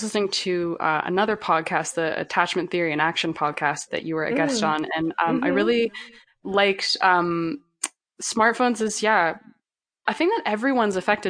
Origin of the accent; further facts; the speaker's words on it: Canada; also born or lived in Calgary; I'm Canadian